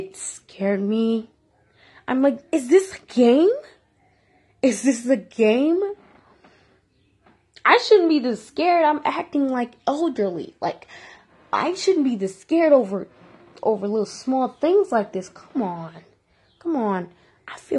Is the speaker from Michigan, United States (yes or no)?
yes; Detroit, Michigan, United States; I'm from Detroit